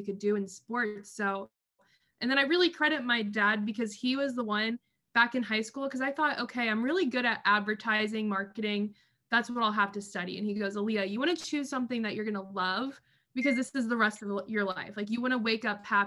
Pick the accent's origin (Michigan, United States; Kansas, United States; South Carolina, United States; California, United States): Kansas, United States; Wichita; I stayed at Wichita State, which was my hometown college.